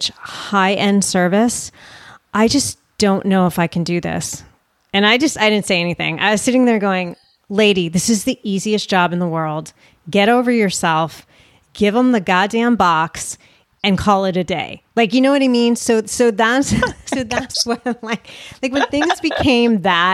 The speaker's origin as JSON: {"language": "English", "country": "United States", "said": "I'm an American"}